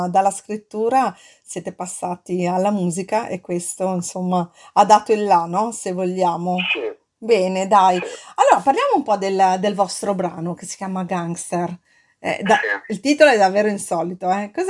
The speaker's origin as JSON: {"language": "Italian", "town": "Milan", "region": "Lombardy", "country": "Italy", "said": "ma sai che anch'io provengo da Milano, no? e, e so che i quartieri a Milano, insomma, negli anni che furono sono stati un po' decimati"}